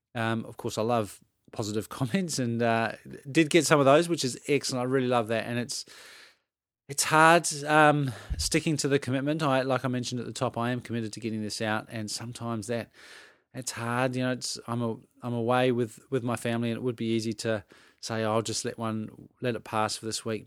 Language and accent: English; Adelaide, South Australia, Australia; moved away; I grew up in Adelaide, which is in South Australia